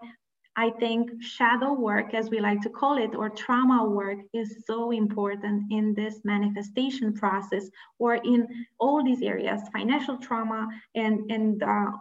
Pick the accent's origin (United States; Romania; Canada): Romania; I come from Romania. I was born and raised in Romania, which is a previous communist country.